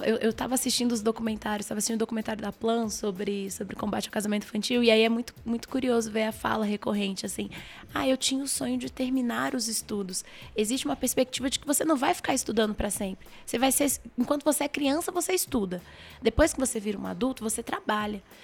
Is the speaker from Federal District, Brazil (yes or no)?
yes; Brasília, Federal District, Brazil; eu moro em Brasília, nasci em Brasília, trabalho em Brasília